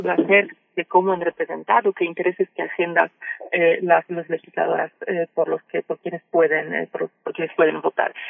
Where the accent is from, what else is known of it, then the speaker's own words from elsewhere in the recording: Mexico; yo como mexicana me siento orgullosa